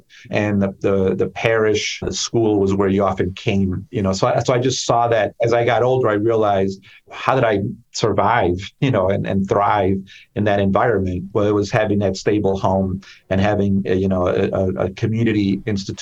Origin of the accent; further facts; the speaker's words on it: Chicago, Illinois, United States; I grew up in Chicago in the Pilsen Little Village neighborhood